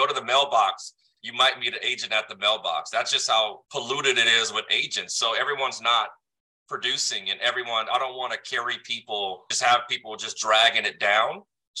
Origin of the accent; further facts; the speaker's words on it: San Diego, California, United States; I'm from San Diego.